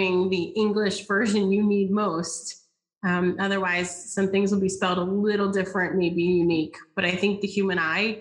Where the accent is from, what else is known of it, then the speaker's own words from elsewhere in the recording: the South, United States; I am from the South. I say y'all often